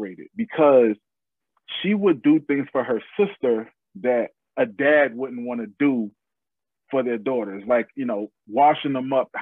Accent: New York City, New York, United States; also born or lived in Atlanta; now in Charlotte, United States; I'm originally from New York City. I've lived in Atlanta. Now we reside in Charlotte.

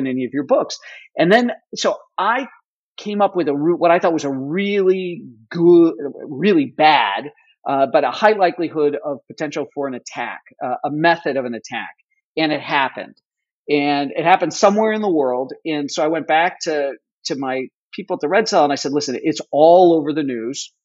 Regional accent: United States; I'm an American first and foremost

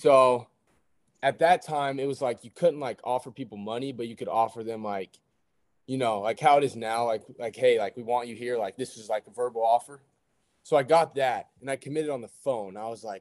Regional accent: Dallas, Texas, United States; moved away as an adult; also born or lived in Wichita, Kansas; I'm from Dallas. Went to Birdville High School

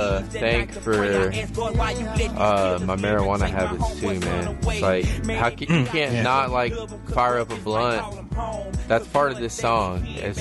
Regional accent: Orange, Texas, United States; That's my hometown. That's where I'm from. These people were like, grew up 15 minutes from me.

